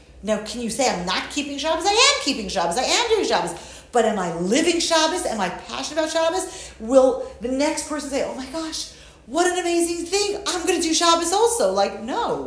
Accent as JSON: {"language": "English", "region": "New York", "country": "United States", "moved": "yes", "said": "I'm from New York originally"}